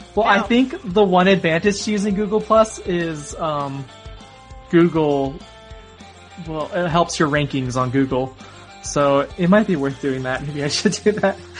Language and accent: English; Arizona, United States; moved away as an adult; now in Utah, United States; I'm from Arizona. I'm still new to this whole snow cold thing. I'm living in Utah now